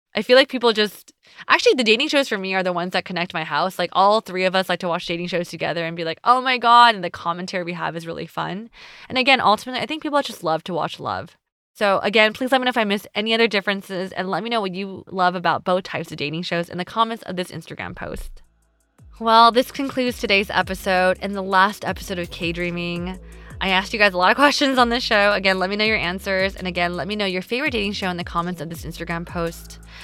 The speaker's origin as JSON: {"language": "English", "country": "United States", "said": "me being Asian American"}